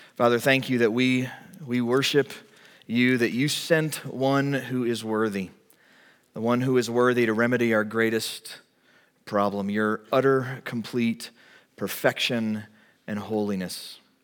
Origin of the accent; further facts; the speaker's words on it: United States; as an American